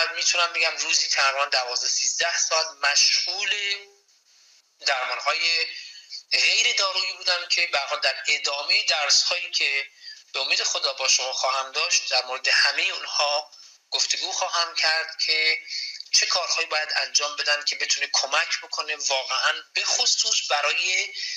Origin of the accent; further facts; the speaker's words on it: Yazd, Yazd Province, Iran; moved away as an adult; also born or lived in Tehran, Iran / Kerman, Iran; now in Vancouver, Canada; متولد 1352 در شهر تهران تحصیلات مقدماتی بنده با توجه به اینکه اصالتا اهل یزد هستم در یزد انجام شده